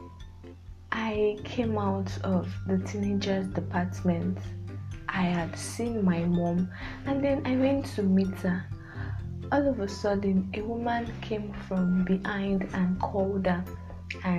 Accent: Nigeria; a typical Nigerian daughter

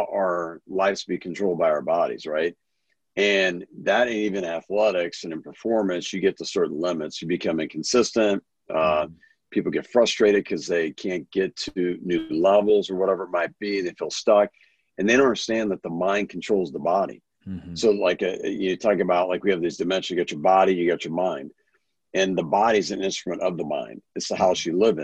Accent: Kansas City, United States; born and raised in Kansas City area

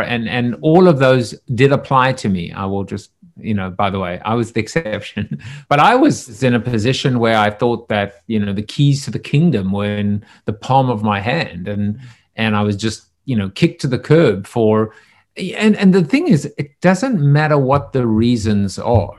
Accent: South Africa; I'm from South Africa

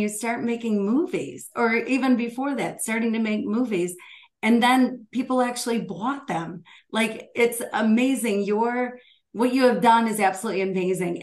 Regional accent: Michigan, United States; Michigan, my home state

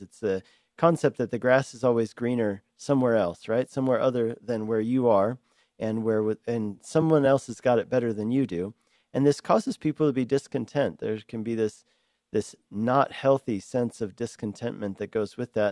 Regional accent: Denver, Colorado, United States; moved away as an adult; also born or lived in Hungary; now in Longmont, United States; I grew up in Denver

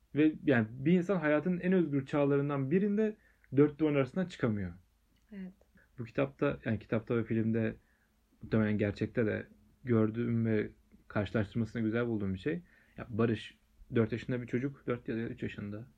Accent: Aydınpınar, Turkey; benim köyümde Aydınpınar'da

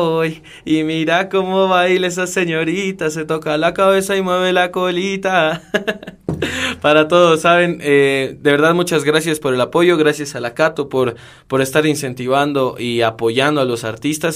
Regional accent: Cochabamba, Bolivia; also born or lived in Bogotá, Colombia

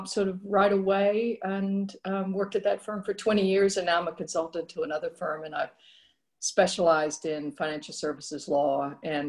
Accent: Virginia, United States; moved away as an adult; now in Melbourne, Australia; I then spent most of my schooling years from like grade five onwards in Virginia.

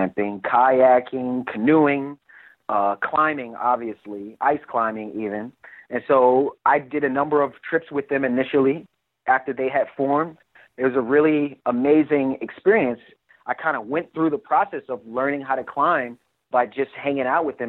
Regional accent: New York City, New York, United States; moved away as an adult; also born or lived in Coney Island; Before I served in the military, I grew up in Brooklyn

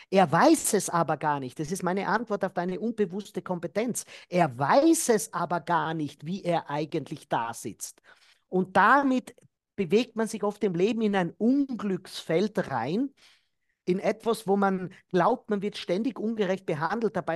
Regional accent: Austria; in Deutschland wird ja da auch in meiner Heimat, in Österreich wird immer wieder gesagt

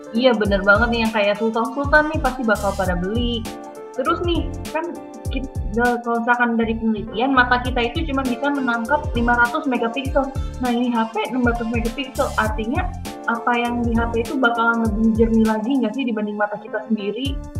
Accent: Jakarta, Indonesia; aku dari Jakarta

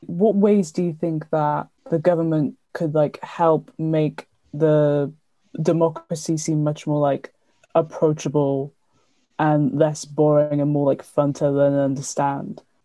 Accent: Cardiff, Wales, United Kingdom; I'm 19 and from Cardiff

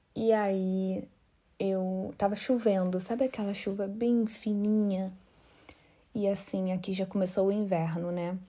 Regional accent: Rio de Janeiro, Brazil; moved away as an adult; also born or lived in Florianópolis / Rio Grande do Norte; eu sou carioca e eu sou uma típica carioca que vivia na praia

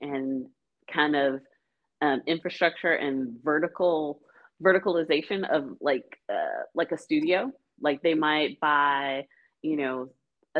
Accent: Huntsville, Alabama, United States; moved away as an adult; I grew up in Huntsville, Alabama, which is where Space Camp is

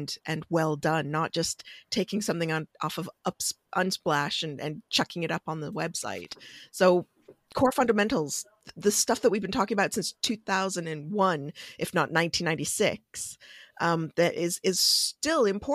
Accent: Canada; I'm Canadian

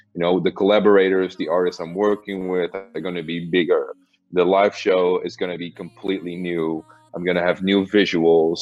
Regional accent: Amsterdam, North Holland, Netherlands; I'm from Amsterdam

